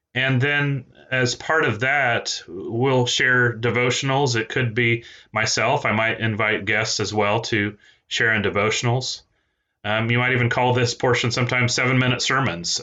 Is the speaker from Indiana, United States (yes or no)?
yes; East Central Indiana, United States; also born or lived in Peru, Indiana; now in Arkansas, United States; I was born in Peru, Indiana, that is, and I grew up in East Central Indiana